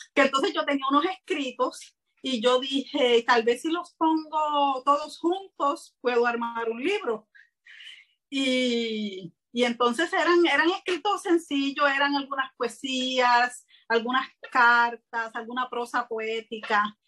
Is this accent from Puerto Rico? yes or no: yes; Puerto Rico; soy de Puerto Rico